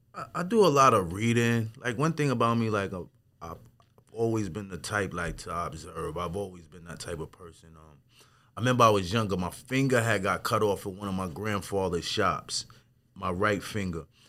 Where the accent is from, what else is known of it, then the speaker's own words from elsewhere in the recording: Wyandanch, New York, United States; I'm from Wandish